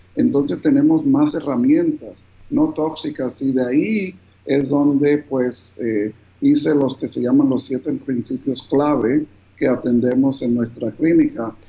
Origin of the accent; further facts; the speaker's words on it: New Jersey, United States; also born or lived in Bogotá, Colombia / Cartagena, Colombia; a la edad de cinco años, mis papás se mudaron a Estados Unidos, al estado de New Jersey